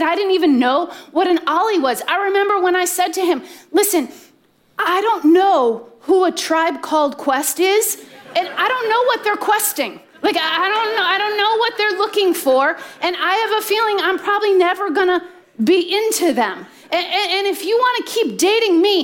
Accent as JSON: {"language": "English", "region": "Midwest", "country": "United States", "tie": "born or raised there", "said": "I grew up in the Midwest with two younger brothers"}